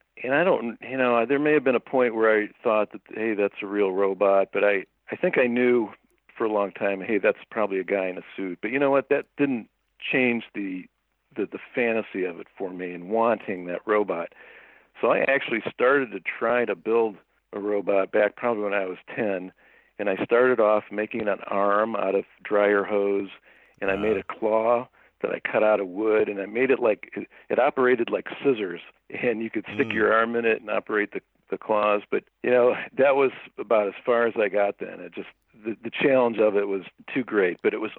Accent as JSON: {"language": "English", "town": "Cleveland", "region": "Ohio", "country": "United States", "tie": "born or raised there", "lives_now": "Toledo, United States", "said": "I grew up in Cleveland, Ohio, a long way from LA or anything."}